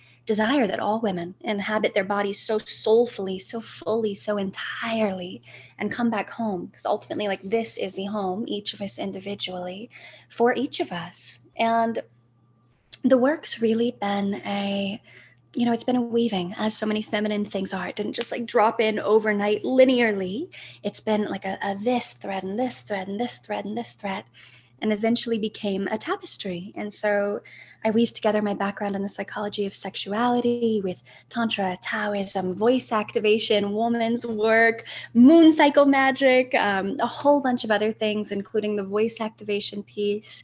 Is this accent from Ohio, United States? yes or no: yes; Ohio, United States; I'm from Ohio